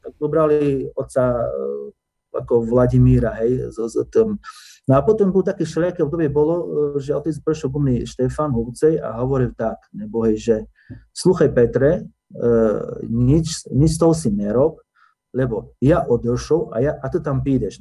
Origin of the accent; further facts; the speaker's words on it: Oľka, Prešov Region, Slovakia; ja som sa narodil v Olike, čiže to je okres medzi Laborce. Ano. E, vyrastal som v dedine Olika